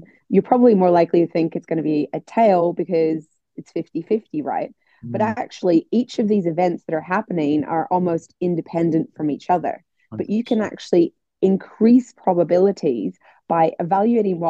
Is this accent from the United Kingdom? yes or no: yes; Northern Ireland, United Kingdom; I'm from Northern Ireland